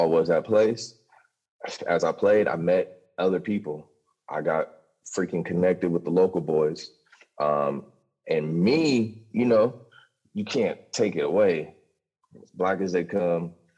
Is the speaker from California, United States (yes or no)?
yes; Los Angeles, California, United States; now in Hawaii, United States; I grew up in Los Angeles